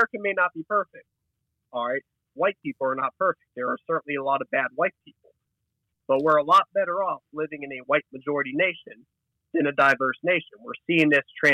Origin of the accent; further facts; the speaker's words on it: the South, United States; I'm from the South